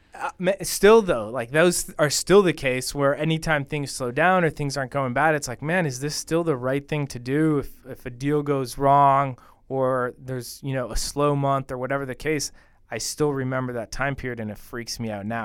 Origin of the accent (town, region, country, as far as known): Bogota, Bogotá Capital District, Colombia; born or raised there; moved away